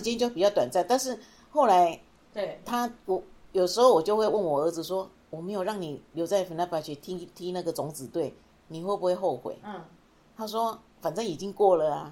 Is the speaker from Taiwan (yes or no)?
yes; Taiwan; 我们台湾整体可能认为说